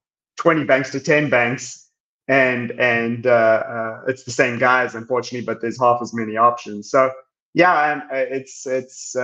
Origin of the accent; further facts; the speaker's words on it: South Africa; moved away as an adult; now in Houston, United States; I'm South African, born and raised, and then I came here for college